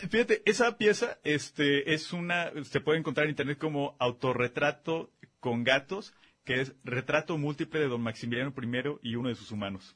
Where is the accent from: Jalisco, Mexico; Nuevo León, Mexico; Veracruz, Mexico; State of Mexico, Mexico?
Jalisco, Mexico; Guadalajara; also born or lived in Zapopan; nací en Guadalajara, vivo en Benjamin